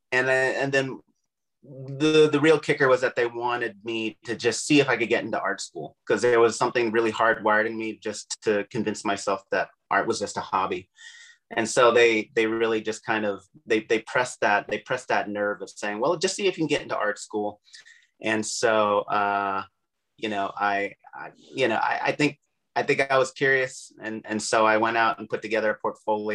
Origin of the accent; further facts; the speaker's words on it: Camarillo, California, United States; also born or lived in Brooklyn, New York; I was born in Brooklyn, New York in 1975. Parents moved here when I was about 3 years old. I've lived in the Southern California area ever since I was three.